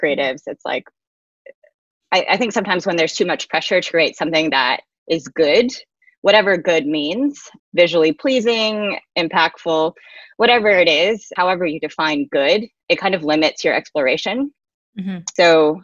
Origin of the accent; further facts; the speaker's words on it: Atlanta, Georgia, United States; moved away; a nonprofit in Atlanta, my hometown